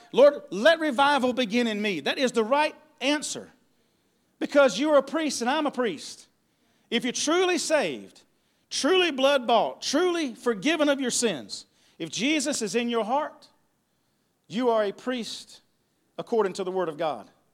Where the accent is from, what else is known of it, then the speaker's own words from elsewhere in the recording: Ware Shoals, South Carolina, United States; also born or lived in Jacksonville, North Carolina; I'm from Jacksonville, North Carolina, but I've lived here most of my life in Ware Shoals area